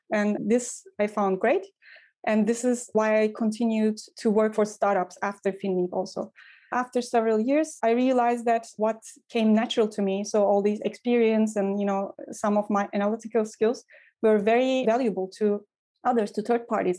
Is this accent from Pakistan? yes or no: no; Ankara, Turkey; moved away as an adult; also born or lived in Istanbul / Vienna / Brussels / Hamburg; now in Berlin, Germany; I grew up in Ankara, the capital